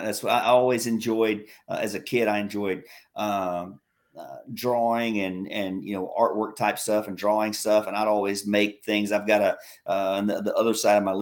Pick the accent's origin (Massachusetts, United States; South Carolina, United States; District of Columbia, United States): South Carolina, United States; accent: southern; United States, South Carolina